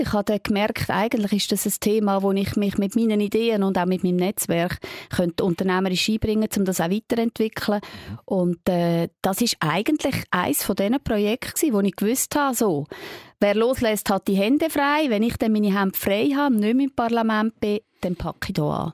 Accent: Switzerland; für uns in der Schweiz mit unserer direkten Demokratie

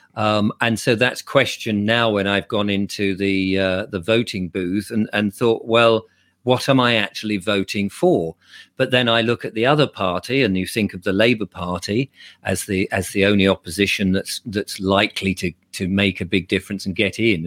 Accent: England, United Kingdom

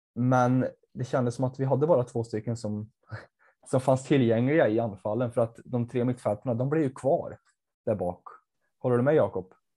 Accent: Värmland, Sweden; jag kommer från Värmland

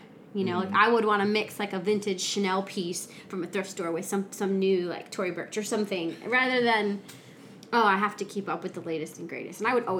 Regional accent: Illinois, United States; moved away as an adult; also born or lived in St. Louis / Oklahoma; I grew up in Illinois.

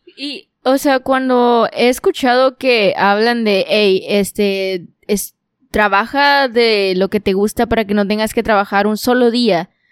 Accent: Monterrey, Nuevo León, Mexico; también soy regia

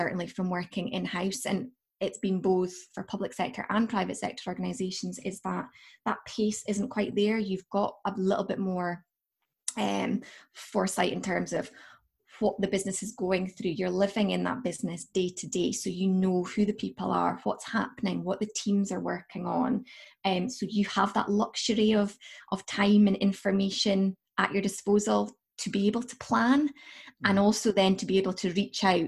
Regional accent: Aberdeen, Scotland, United Kingdom; moved away as an adult; also born or lived in Liverpool; now in Aberdeen, United Kingdom; living in Aberdeenshire, growing up in Aberdeenshire

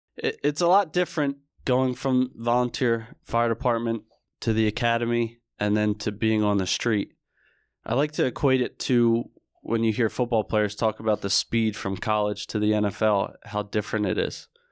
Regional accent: Barrington, New Jersey, United States; I grew up in Barrington, New Jersey, which is a small town, more specifically in Camden County.

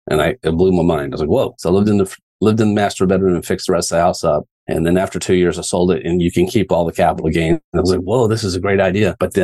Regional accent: Rockwall, Texas, United States; I grew up in Rockwall, went to North Texas

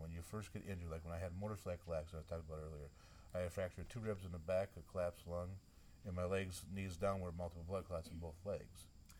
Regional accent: Midwest, United States; accent: northern; region up around Minnesota, Wisconsin, Iowa, South Dakota, North Dakota, Minnesota. That's where my northern accent comes out at. I say Minnesota.

